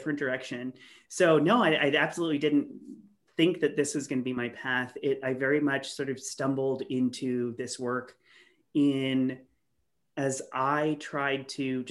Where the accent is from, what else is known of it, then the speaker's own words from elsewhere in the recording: El Centro, California, United States; moved away; I came from a small town. I came from El Centro and rural community, very homophobic, lots of bullying, discrimination, harassment growing up